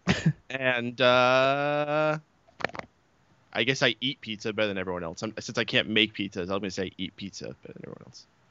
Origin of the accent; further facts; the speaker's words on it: New York, United States; I'm from New York